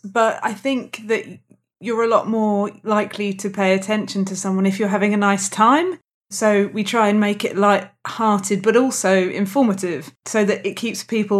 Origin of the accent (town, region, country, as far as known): Slough, South East England, United Kingdom